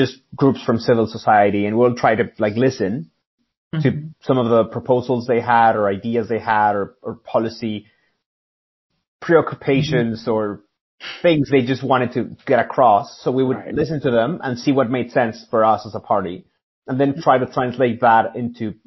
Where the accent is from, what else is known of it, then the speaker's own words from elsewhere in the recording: Mexico City, Mexico; moved away as an adult; now in London, United Kingdom; I'm from Mexico City, and I lived there for pretty much all my life.